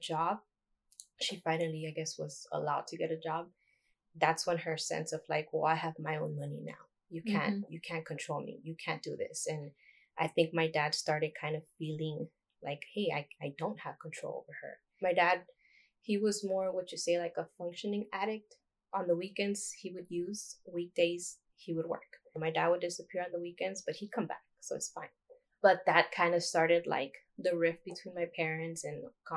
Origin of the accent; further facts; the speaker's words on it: Los Angeles, California, United States; I grew up in South Central LA.